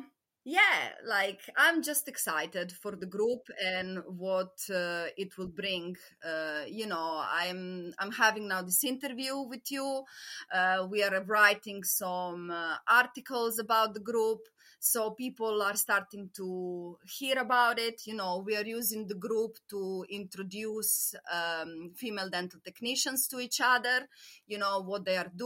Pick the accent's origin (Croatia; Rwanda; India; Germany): Croatia; moved away; when I was growing up in Croatia